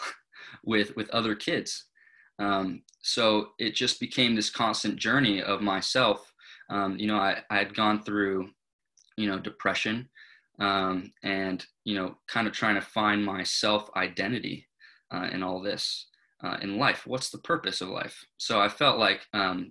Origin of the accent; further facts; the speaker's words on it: Thousand Oaks, California, United States; I grew up in Thousand Oaks, California